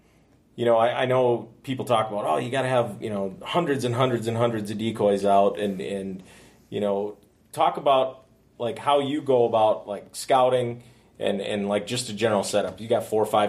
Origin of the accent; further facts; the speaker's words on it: Northeast, United States; moved away as an adult; now in Pierre, United States; I grew up in the Northeast